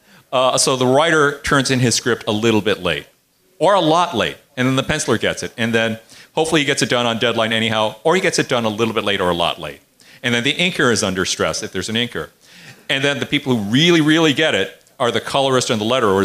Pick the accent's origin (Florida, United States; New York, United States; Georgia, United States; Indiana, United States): Indiana, United States; I grew up in Indiana near the Art Institute